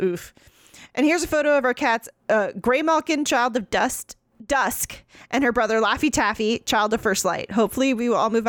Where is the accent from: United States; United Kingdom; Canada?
United Kingdom; Scotland; As a Scottish historian from Scotland who specialized in the 15th and 17th centuries